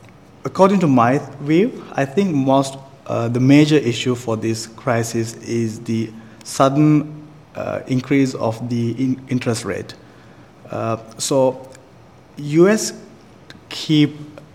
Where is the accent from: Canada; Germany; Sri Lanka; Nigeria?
Sri Lanka; moved away as an adult; now in Taiwan; I'm from Sri Lanka, and I'm a second year master's student of Taipei School of Economics and Political Science